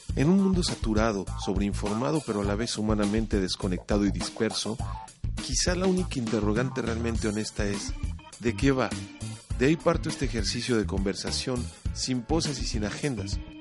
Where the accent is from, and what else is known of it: Mexico